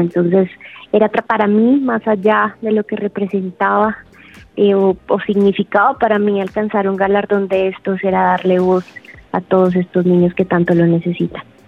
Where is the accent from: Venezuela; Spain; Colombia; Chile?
Colombia; como colombiana